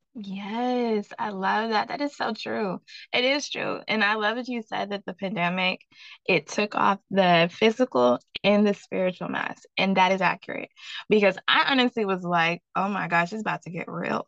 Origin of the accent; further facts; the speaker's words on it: the South, United States; I'm from the South